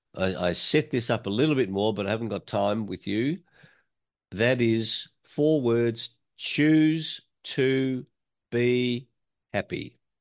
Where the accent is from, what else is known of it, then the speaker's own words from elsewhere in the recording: Australia; I was born in Australia in nineteen fifty-two